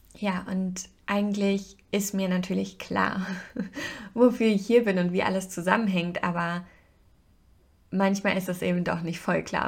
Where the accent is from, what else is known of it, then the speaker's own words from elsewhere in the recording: Hesse, Germany; bei uns in Hessen